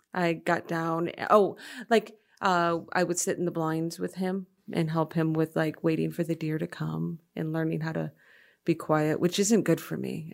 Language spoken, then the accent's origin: English; Freeland, Michigan, United States; moved away as an adult; also born or lived in Rochester, Michigan / Madison, Wisconsin; my memories are mostly in Freeland, Michigan